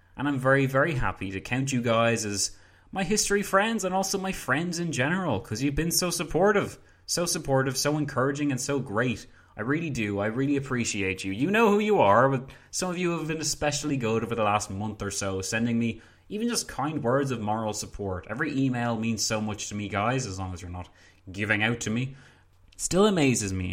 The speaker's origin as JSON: {"language": "English", "country": "Ireland", "said": "I'm from Ireland."}